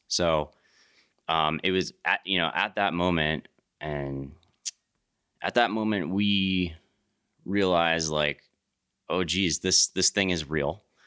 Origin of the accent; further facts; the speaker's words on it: East Coast, United States; moved away as an adult; also born or lived in Jackson; I grew up on the East Coast